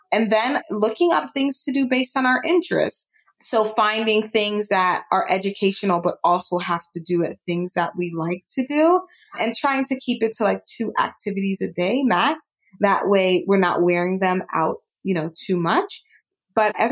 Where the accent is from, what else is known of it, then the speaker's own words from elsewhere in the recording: Jamaica; Kenya. I'm Jamaican, so I'm biased. Jamaica.